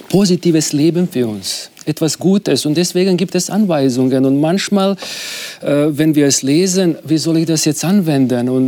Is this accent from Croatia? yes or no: yes; Croatia; Ich bin ein Kroate, ich habe sehr viele Freunde, die Serben sind.